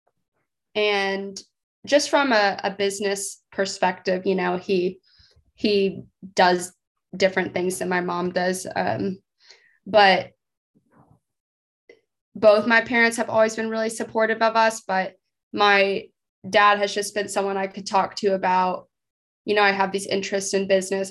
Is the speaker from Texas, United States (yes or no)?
yes; Texas, United States; moved away as an adult; now in Fayetteville, United States; I'm from Texas.